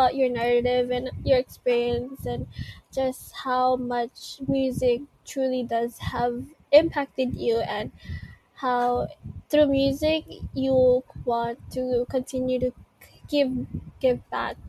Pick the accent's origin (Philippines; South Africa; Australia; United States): Philippines; English is a second language; So that means I am Filipino despite wait, I'm not Tagalog, but I can just say that it means I'm Filipino despite everything that I've found. I still yearn to love my home country, Philippines.